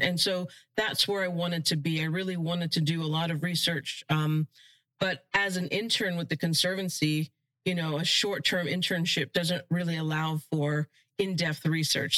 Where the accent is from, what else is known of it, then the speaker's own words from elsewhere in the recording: Florida, United States; while we didn't have a huge opportunity to explore the outdoors in Florida, because my parents worked so hard